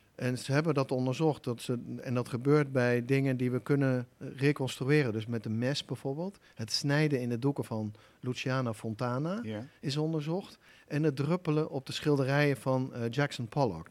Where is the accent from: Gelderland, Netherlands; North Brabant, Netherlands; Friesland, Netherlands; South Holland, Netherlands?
Gelderland, Netherlands; Achterhoek; also born or lived in Nijmegen; getogen in de Achterhoek